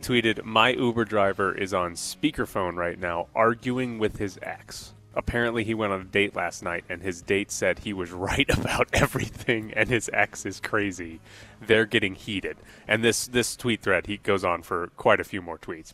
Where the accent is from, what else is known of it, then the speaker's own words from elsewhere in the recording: United States; I'm just an American